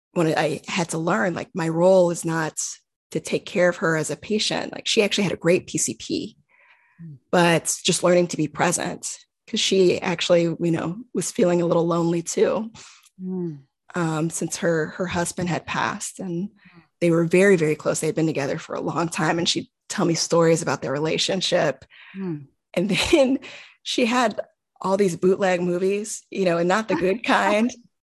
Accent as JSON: {"language": "English", "town": "Houston", "region": "Texas", "country": "United States", "moved": "as an adult", "lives_now": "Bay Area, United States", "said": "I'm from Houston, just, you know, starting my job now, but I don't have any family in the Bay Area"}